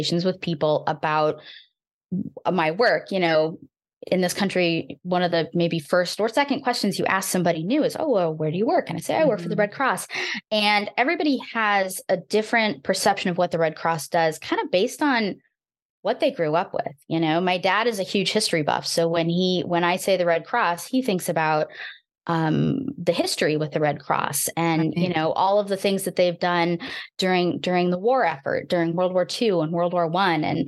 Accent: Iowa, United States; I'm a very proud Iowan.

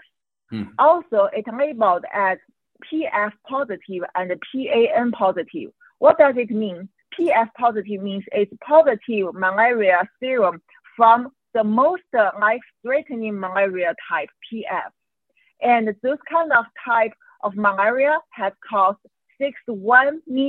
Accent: Qingdao, Shandong, China; English is a second language; moved away; also born or lived in Hong Kong; Qingdao, which is by accident my hometown

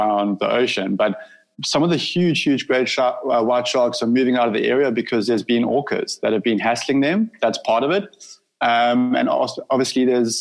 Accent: Durban, KwaZulu-Natal, South Africa; So this is actually Durban. So okay. I grew up on Derry Beach

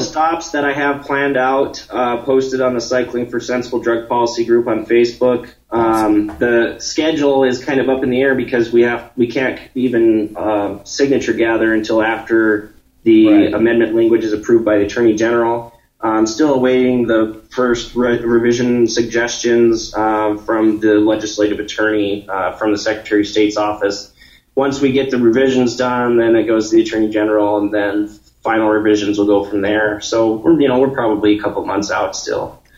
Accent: Montana, United States; my home state

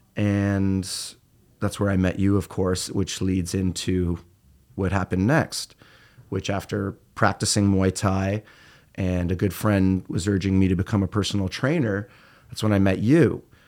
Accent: Peterborough, Ontario, Canada; moved away as an adult; now in Toronto, Canada; I'm from Peterborough, so I'm, uh, I'm an Ontario boy, and, uh, I came from rural Canada and moved to Toronto

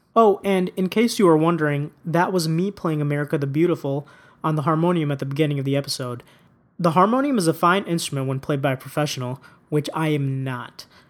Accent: United States; despite being born in and growing up in the United States

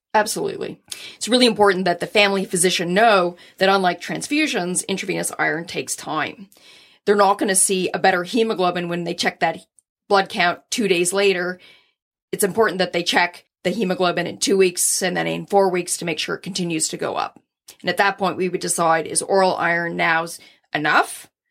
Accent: Scotland, United Kingdom; I'm Scottish

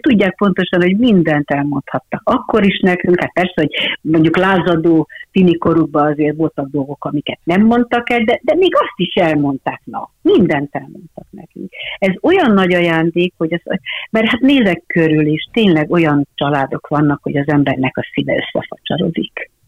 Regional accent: Hungary; hogy ide születtem, hogy én egy magyar színésznő vagyok.

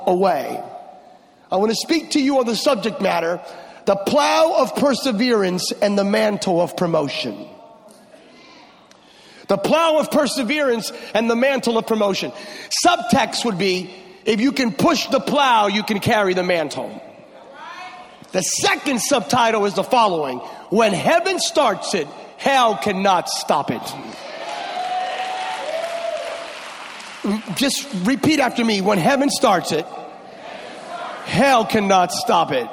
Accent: California, United States; I come from California, y'all Texas. I'm from California

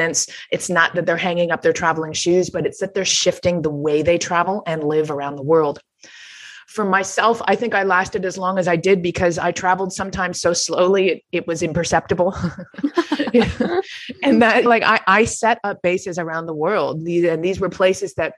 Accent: Toronto, Ontario, Canada; moved away as an adult; I returned to my hometown of Toronto

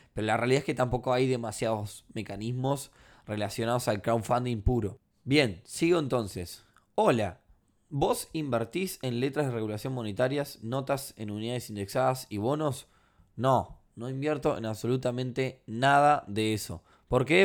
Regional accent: Uruguay; No porque sea uruguayo

